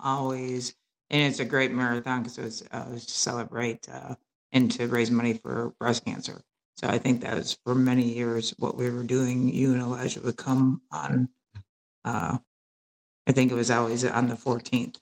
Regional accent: Wisconsin, United States; born and raised in Midwest, small, like non diverse, um, you know, Wisconsin

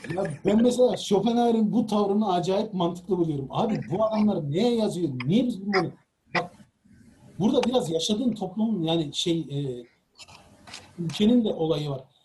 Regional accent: Çukurova, Turkey; ben e, Çukurova'lıyım

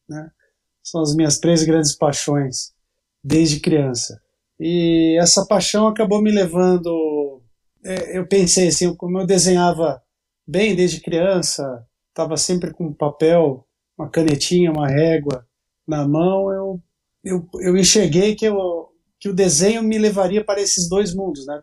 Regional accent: Campinas, São Paulo, Brazil; sou de Campinas, São Paulo

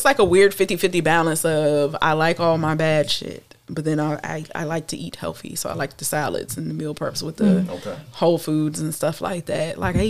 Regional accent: the South, United States; I am from the South. I am from the country.

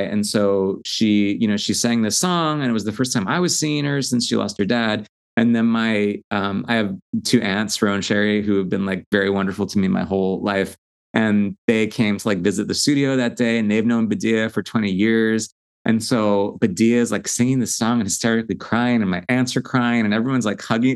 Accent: Long Island, New York, United States; I'm from Long Island originally.

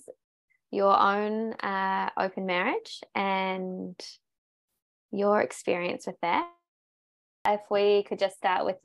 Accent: New Zealand; now in Australia; And I'm from New Zealand. We met when I was living in New Zealand and now I live in Australia.

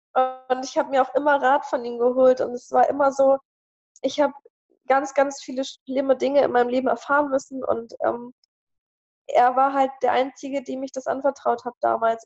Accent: Hanover, Lower Saxony, Germany; moved away as an adult; now in Celle, Germany; Ich komme aus Hannover

